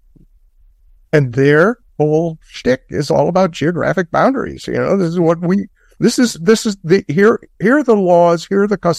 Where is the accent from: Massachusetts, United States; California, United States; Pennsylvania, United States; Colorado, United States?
Massachusetts, United States; Boston; being a Bostonian.